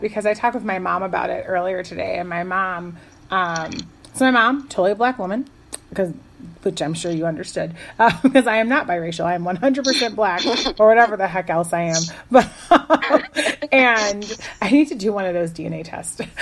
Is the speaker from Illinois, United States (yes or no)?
yes; Chicago, Illinois, United States; I grew up in Chicago